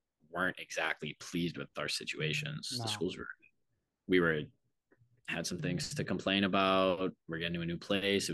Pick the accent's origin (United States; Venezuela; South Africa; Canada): United States; Quincy or Arlington, Massachusetts; we're from Quincy and Arlington, which are not bad places